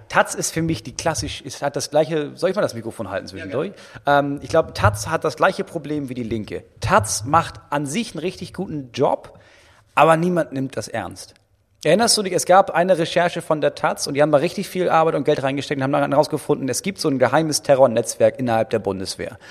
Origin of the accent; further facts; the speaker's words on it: Itzehoe, Schleswig-Holstein, Germany; bei uns in Itzehoe